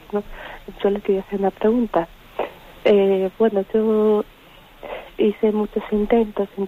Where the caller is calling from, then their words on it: A Coruña, Galicia, Spain; de La Coruña.